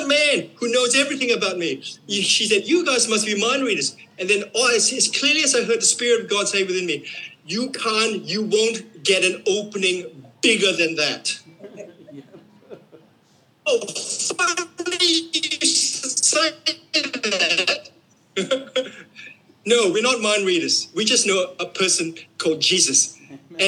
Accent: Queensland, Australia; we're from Queensland

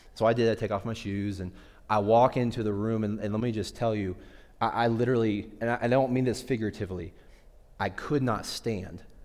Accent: Midwest, United States; I grew up in the Midwest.

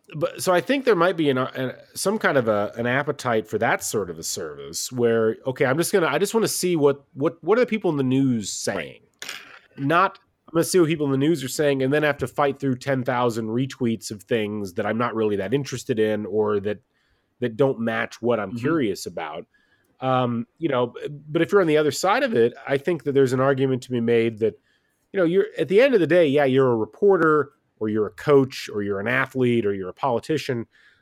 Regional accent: West Lafayette, Indiana, United States; I grew up in West Lafayette, Indiana, out in the country, and I was an IU basketball fan

